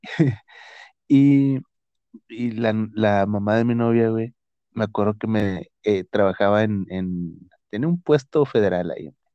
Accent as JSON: {"language": "Spanish", "region": "northern Mexico", "country": "Mexico", "said": "yo siendo acá del norte"}